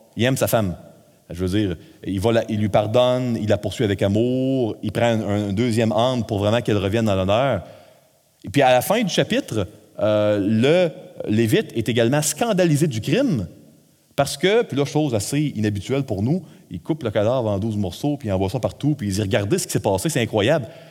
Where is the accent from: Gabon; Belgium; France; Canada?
Canada; Quebec; nous, au Québec, on est un peuple, une nation un peu plus euh, individualiste.